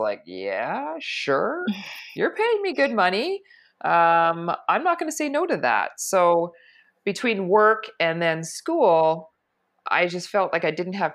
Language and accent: English; Toronto, Ontario, Canada; I was born and raised in Toronto, so I've lived here all my life. I've never left